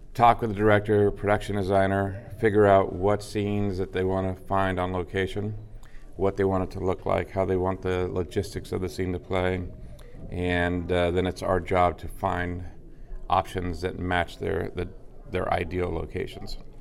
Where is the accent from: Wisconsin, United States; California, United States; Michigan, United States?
California, United States; Los Angeles; moved away; I am originally from Los Angeles.